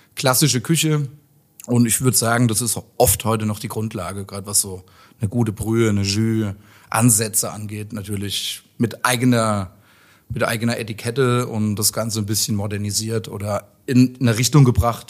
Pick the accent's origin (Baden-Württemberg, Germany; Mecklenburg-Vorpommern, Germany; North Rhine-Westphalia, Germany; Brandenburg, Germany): Baden-Württemberg, Germany; Mosbach; moved away as an adult; also born or lived in Heidelberg / Mannheim; now in Darmstadt, Germany; Eigentlich Baden-Württemberg, von der anderen Seite vom Odenwald